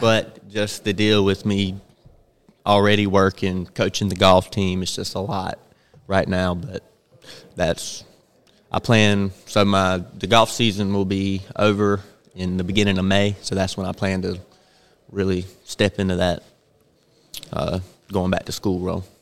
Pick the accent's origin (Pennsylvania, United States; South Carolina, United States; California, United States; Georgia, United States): South Carolina, United States; Bennettsville; I'm from Bennett'sville, which is about forty-five minutes from Florence